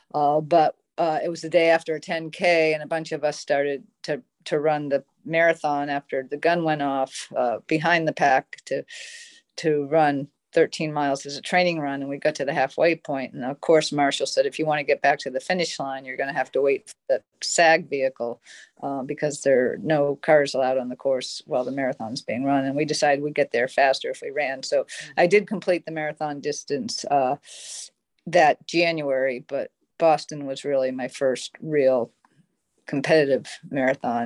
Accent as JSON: {"language": "English", "town": "Cape Elizabeth", "region": "Maine", "country": "United States", "tie": "born or raised there"}